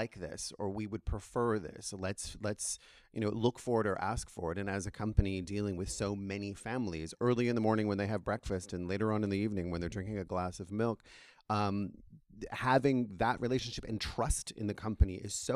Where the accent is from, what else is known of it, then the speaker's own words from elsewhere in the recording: Niagara Falls, Ontario, Canada; moved away; I grew up in Niagara, Canada